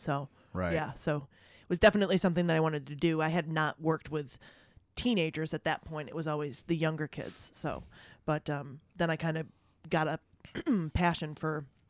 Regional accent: New York, United States; It's between Syracuse and Rochester.

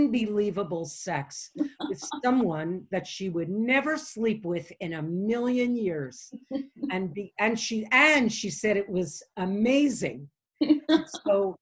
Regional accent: Canada; I'm from Canada

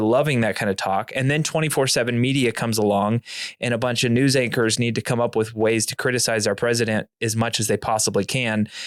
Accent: near Topeka, Kansas, United States; I grew up not far from that church

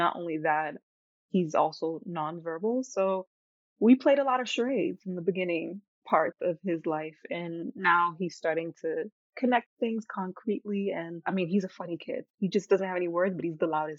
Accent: Boston, Massachusetts, United States; moved away as an adult; also born or lived in Florida; now in Denmark; I'm from Florida. Well, Boston technically, but Florida for the last decade plus.

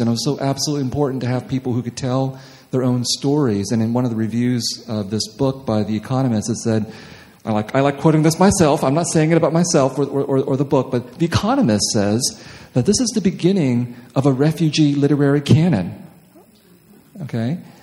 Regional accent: Los Angeles, California, United States; I come from Los Angeles where no one cares if you're a writer

